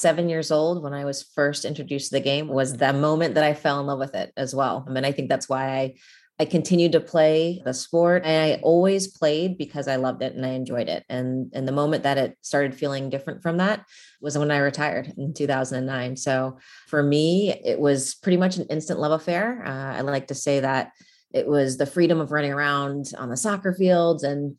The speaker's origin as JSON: {"language": "English", "region": "Virginia", "country": "United States", "tie": "born or raised there", "said": "I was fortunate in growing up in an area wher"}